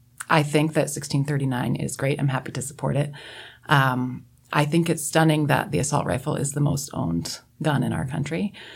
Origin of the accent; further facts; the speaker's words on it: Washington, United States; I come from Eastern Washington, really small town, and we grew up hunting.